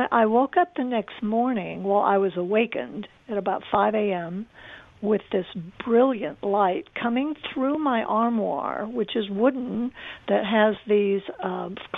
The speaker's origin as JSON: {"language": "English", "region": "Arizona", "country": "United States", "said": "I'm from Arizona"}